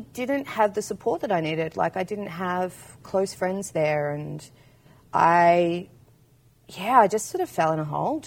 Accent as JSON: {"language": "English", "town": "Maldon", "region": "Victoria", "country": "Australia", "tie": "born or raised there", "also_born_or_lived": "Melbourne, Australia / Hobart, Tasmania, Australia", "moved": "as an adult", "lives_now": "Portland, United States", "said": "I grew up about 2 hours north of Melbourne in central Victoria in a tiny town called Malden, like 2,500 people"}